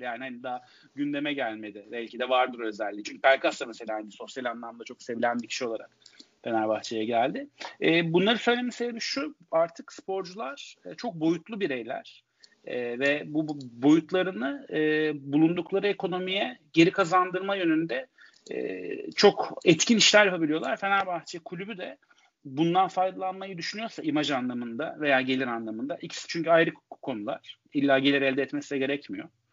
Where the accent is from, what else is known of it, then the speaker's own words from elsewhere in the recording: Istanbul, Turkey; Bir Kadıköylüyüm. Ee, Kadıköy'de yaşayamıyorum şu anda.